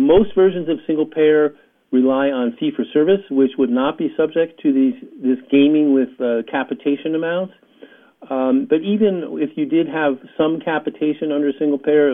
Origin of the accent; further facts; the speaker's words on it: New York, United States; I grew up in New York in the heyday of the Jets